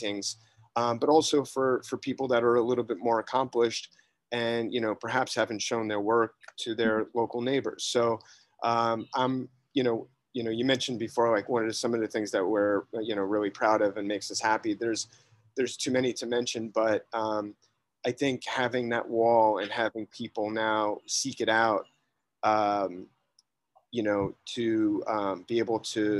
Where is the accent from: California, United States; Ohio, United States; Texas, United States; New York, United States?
New York, United States; New York City; I grew up in Greenwich Village, specifically in Soho, in the 70s and 80s.